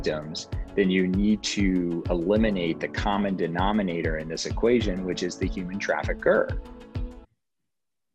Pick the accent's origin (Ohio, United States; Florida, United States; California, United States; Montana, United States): Montana, United States; Billings; moved away; Grew up in Billings, Montana, which is a pretty cool place to be from